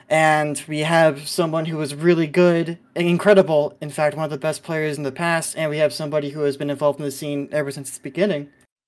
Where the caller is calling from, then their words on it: California, United States; I'm calling in from SoCal.